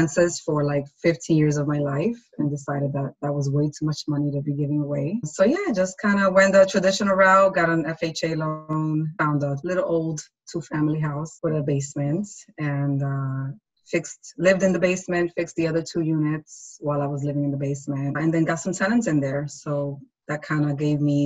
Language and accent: English; New York City, New York, United States; we're both from the Bronx